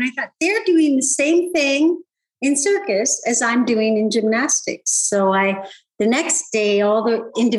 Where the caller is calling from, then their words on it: Ontario, Canada; I'm just outside of Toronto on a horse farm.